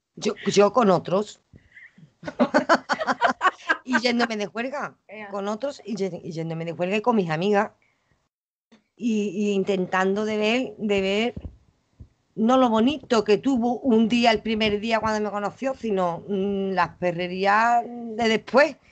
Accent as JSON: {"language": "Spanish", "town": "Los Palacios y Villafranca", "region": "Andalusia", "country": "Spain", "also_born_or_lived": "Dos Hermanas", "accent": "Andalusian", "said": "Que soy andaluza"}